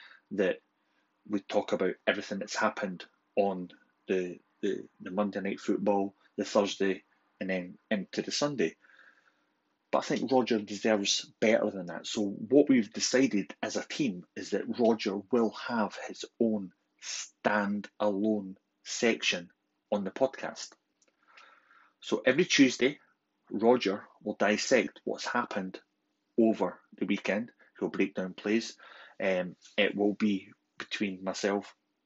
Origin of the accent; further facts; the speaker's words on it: Scotland, United Kingdom; accent: Scottish; my Scottish accent